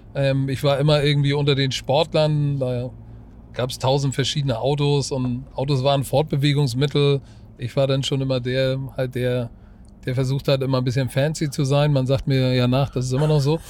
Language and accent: German; Germany; bin auch, bin auch Deutscher